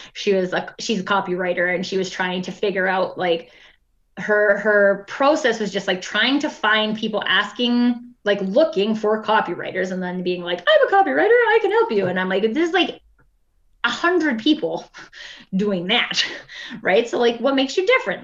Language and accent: English; Alberta, Canada; we're both from Alberta